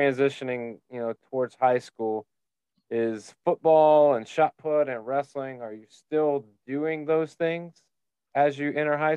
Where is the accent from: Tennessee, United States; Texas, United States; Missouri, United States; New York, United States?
Tennessee, United States; now in Florida, United States; growing up in Tennessee, you get a lot of multi-sport athletes because of the seasons.